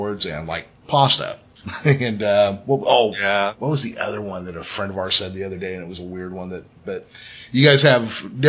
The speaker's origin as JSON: {"language": "English", "region": "California", "country": "United States", "said": "in California, you know, we say process."}